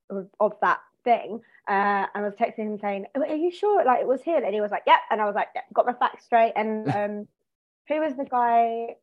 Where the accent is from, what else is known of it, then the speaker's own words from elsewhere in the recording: Croydon, London, United Kingdom; I'm from Croydon.